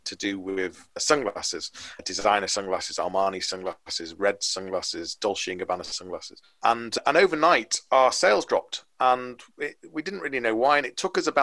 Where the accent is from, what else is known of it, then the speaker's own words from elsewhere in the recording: Liverpool, North West England, United Kingdom; moved away as an adult; now in Leeds, United Kingdom; I'm from Liverpool originally. So now in Leeds. I moved here when I was 18